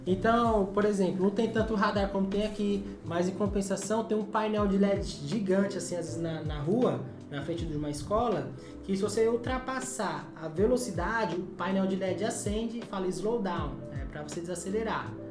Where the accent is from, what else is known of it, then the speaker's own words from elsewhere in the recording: Brazil; a gente nasceu no Brasil